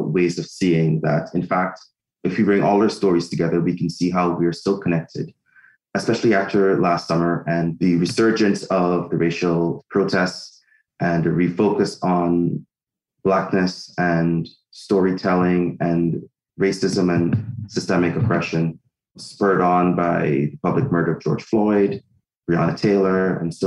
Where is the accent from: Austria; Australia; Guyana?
Guyana; now in Canada; I'm from Guyana in South America. I've lived in Canada for half of my life.